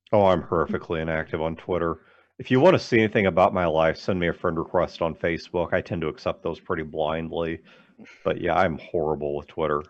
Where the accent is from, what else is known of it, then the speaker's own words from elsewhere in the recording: St. Louis, Missouri, United States; also born or lived in Kirksville, Missouri; I grew up in the St. Louis metro